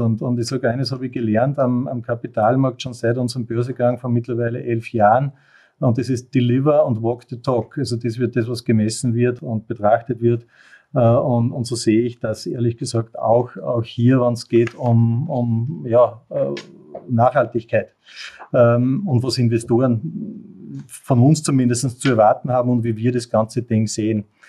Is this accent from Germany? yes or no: no; Mühlviertel, Upper Austria, Austria; ich bin mit zwei Füßen am Boden im oberösterreichischen Müllviertel aufgewachsen